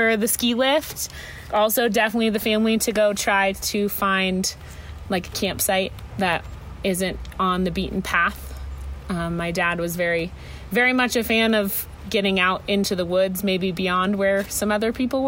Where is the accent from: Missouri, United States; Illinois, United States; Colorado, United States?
Colorado, United States; Boulder; moved away; also born or lived in Montana; I was born and raised in a town called Boulder, Colorado